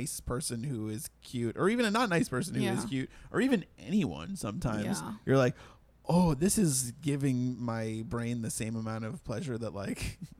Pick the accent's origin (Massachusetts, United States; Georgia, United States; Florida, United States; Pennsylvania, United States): Massachusetts, United States; Sharon; born or raised there